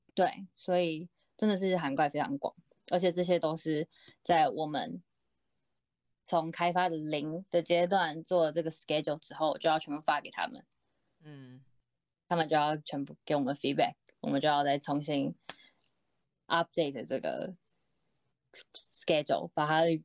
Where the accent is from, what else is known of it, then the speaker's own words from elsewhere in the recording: Taiwan; 我是台湾人啦